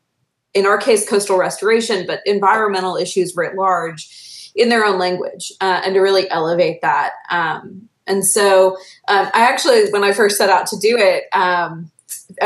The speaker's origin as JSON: {"language": "English", "region": "the American South", "country": "United States", "said": "my identity as a Southerner"}